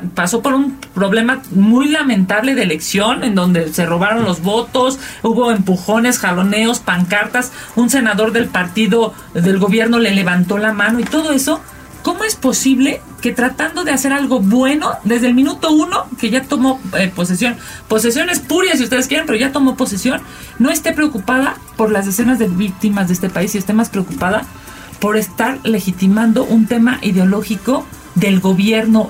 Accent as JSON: {"language": "Spanish", "country": "Mexico", "said": "nosotros como mexicanos"}